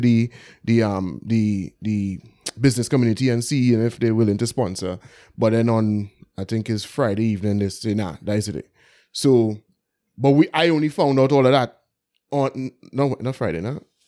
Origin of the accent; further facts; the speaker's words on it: Port of Spain, Trinidad & Tobago; I grew up in Belmont